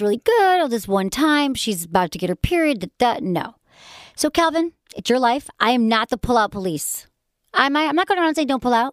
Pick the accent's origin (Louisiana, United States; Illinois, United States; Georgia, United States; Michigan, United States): Michigan, United States; accent: Michigan; when my Michigan accent comes out.